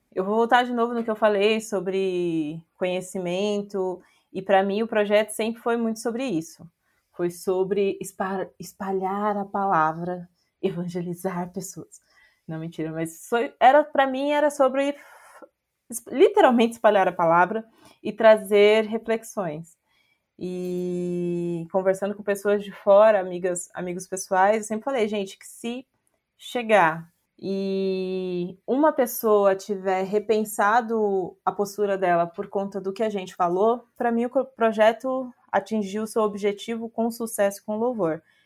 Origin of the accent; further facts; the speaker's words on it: Brazil; a gente é brasileiro